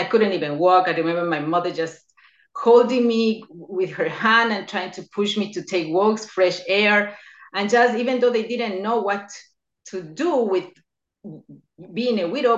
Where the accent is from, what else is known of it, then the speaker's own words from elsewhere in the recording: Ecuador; now in New York, United States; I'm originally from Ecuador. I was born there, but I relocated to the United States in 1990